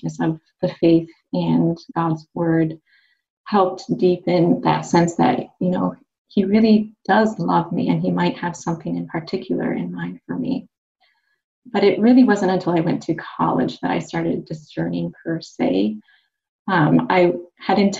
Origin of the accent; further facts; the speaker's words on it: Minneapolis–Saint Paul, Minnesota, United States; also born or lived in Maine; I grew up in the Twin Cities in Minnesota